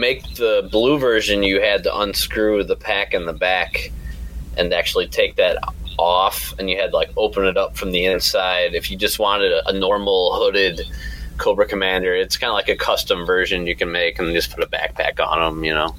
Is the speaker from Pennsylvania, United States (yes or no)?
no; Chicago, Illinois, United States; I'm from Chicago.